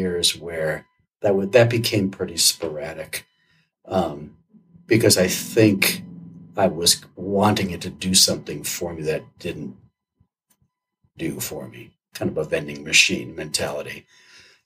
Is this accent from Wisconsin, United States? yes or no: yes; Wisconsin, United States; moved away; I grew up in Wisconsin, so being outside in cold weather is no big deal